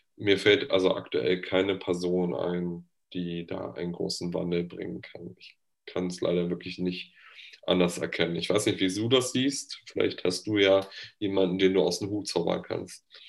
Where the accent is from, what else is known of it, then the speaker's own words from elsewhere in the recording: North Rhine-Westphalia, Germany; ich komme ja aus Nordrhein-Westfalen